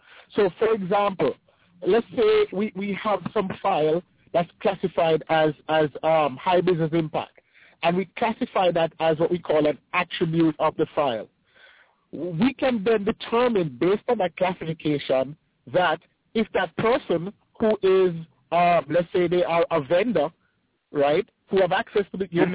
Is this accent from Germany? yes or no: no; Jamaica; moved away as an adult; now in United States; I'm from the Caribbean, right? So I'm from Jamaica, right? I started with Microsoft in Jamaica.